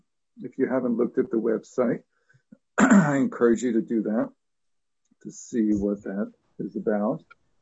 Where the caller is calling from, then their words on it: Sleepy Hollow, New York, United States; I'm dialing in from Sleepy Hollow tonight, which is in New York State. It's actually a real place.